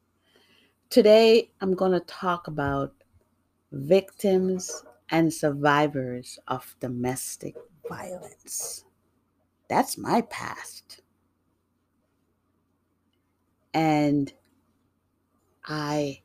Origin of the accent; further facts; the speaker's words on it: New York, United States; also born or lived in Jamaica; now in Massachusetts, United States; I grew up in New York, and I now live in Massachusetts